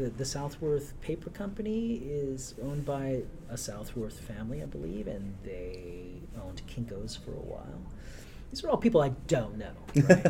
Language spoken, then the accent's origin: English; Colorado, United States; born there; I was born in Colorado. My father was military by the time.